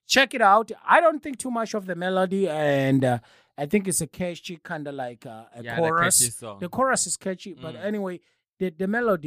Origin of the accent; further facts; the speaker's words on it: Eastern Cape, South Africa; I'm from Eastern Cape. From now on, ladies and gentlemen, I'm disowning my hometown of Dongoma.